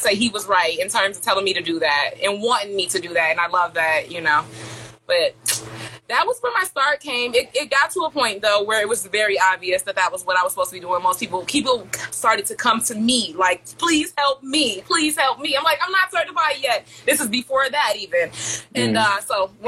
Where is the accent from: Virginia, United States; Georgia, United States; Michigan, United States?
Michigan, United States; Detroit; I'm from Detroit, Michigan.